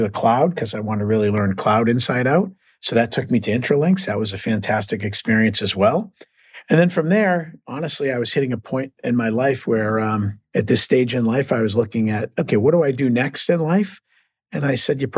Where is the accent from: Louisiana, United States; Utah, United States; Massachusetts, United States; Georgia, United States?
Massachusetts, United States; Boston; accent: Boston; I'm born and raised in Boston, so you'll hear a little Boston accent